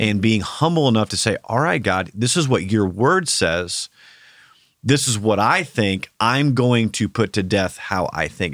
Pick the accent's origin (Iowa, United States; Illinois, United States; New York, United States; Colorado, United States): Iowa, United States; now in Oklahoma, United States; I grew up in Iowa, so we, we have, it's basically Oklahoma North